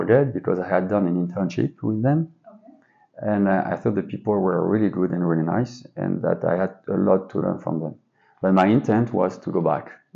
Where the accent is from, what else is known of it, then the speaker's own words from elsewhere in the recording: suburb of Paris, Île-de-France, France; English is a second language; moved away as an adult; my universe was quite focused on a small part of the suburb in Paris.